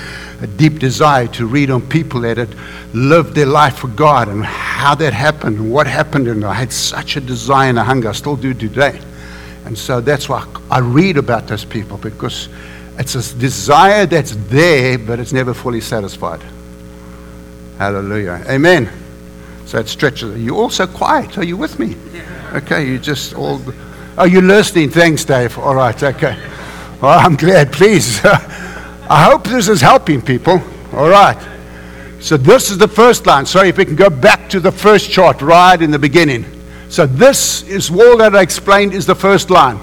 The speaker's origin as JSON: {"language": "English", "country": "South Africa", "tie": "born or raised there", "said": "We grew up in South Africa, unfortunately, in the apartheid system"}